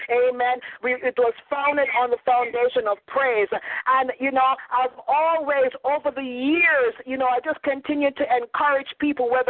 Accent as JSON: {"language": "English", "country": "Jamaica", "also_born_or_lived": "Canada", "accent": "Jamaican slash Canadian", "moved": "yes", "said": "my accent, or I'm Jamaican slash Canadian, so I sound very different from you know from other folks."}